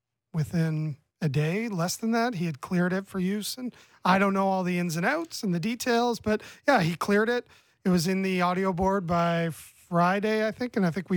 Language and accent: English; Oshawa, Ontario, Canada; speaking as someone who was born and raised in the Schwa.